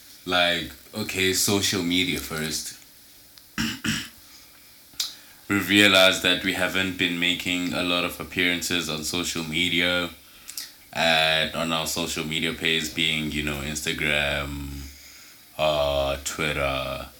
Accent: Australia; But okay, because I'm Australian.

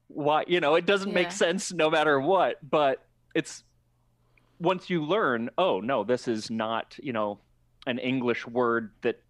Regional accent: Phoenix, Arizona, United States; I grew up in Phoenix

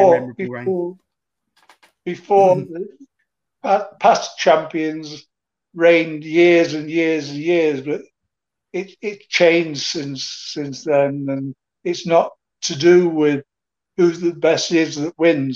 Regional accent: Manchester, North West England, United Kingdom; in my hometown, Manchester, Bellevue

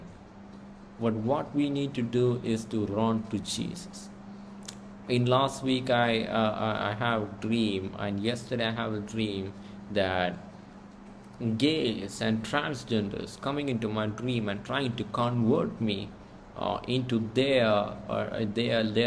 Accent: India; I'm from India

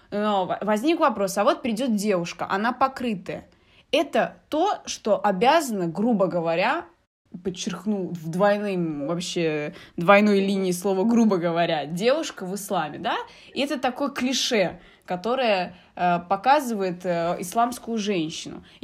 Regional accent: Algeria; moved away; у нас я из Алжира, вот э, у меня есть подруги из детства. Мы вот на одном районе все живем, мы с детства вместе

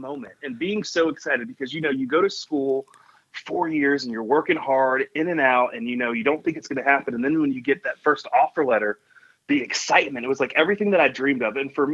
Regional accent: Columbia, South Carolina, United States; moved away as an adult; also born or lived in Myrtle Beach, South Carolina / Wilmington, North Carolina / Madison, Wisconsin; now back to my hometown of Columbia

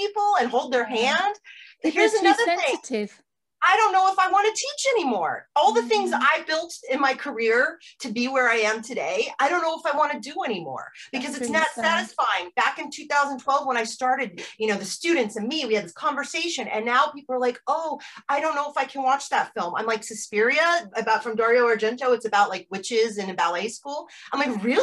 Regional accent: United States; moved away as an adult; also born or lived in Amsterdam, Netherlands / Norwich; as an American growing up in the 80s

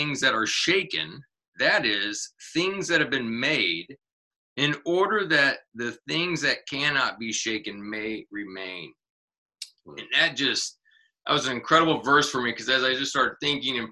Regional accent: Kansas City, United States; moved away; I'm actually from Kansas City originally

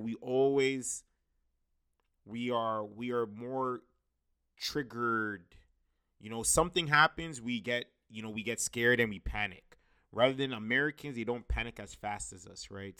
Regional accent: Brampton, Ontario, Canada; my hometown Brampton

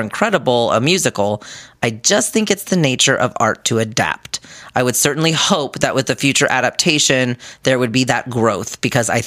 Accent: Salt Lake City, Utah, United States; now I hail from Salt Lake City, aka their kingdom

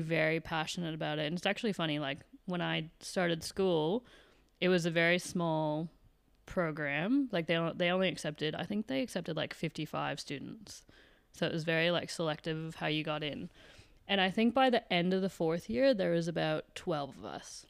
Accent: Canada; now in Australia; I'm from Canada

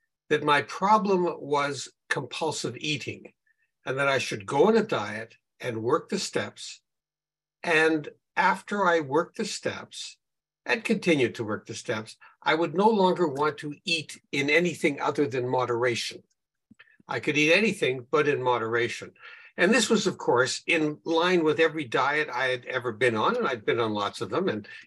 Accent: Winnipeg, Manitoba, Canada; I'm from Winnipeg, Canada, where it's a lot colder than it is, I think, in Australia

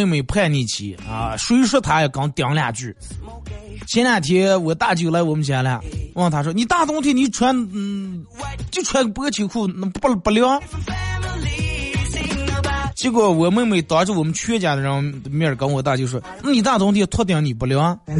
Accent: China; 首先，我觉得咱们作为一个中国人，肯定得把咱们中国自个儿的传统的节日过好啊！

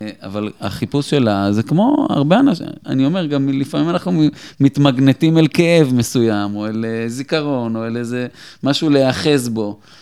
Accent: Petah Tikva, Central District, Israel; אני בן 43, יליד פתח תקווה. אה, גדלתי באמת במשפחה מקסימה וחמה

